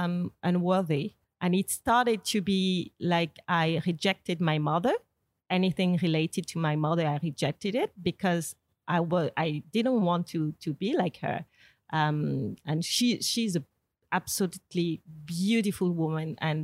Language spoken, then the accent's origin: English; Martinique; I grew up in Martinique, which is not anymore, but back then was really much patriarchal.